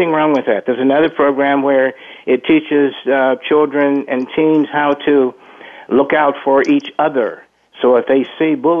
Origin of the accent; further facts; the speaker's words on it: United States; also born or lived in Jonesboro, Arkansas, United States / Kansas City, Missouri, United States; growing up in Jonesboro, Arkansas, in Kansas City, Missouri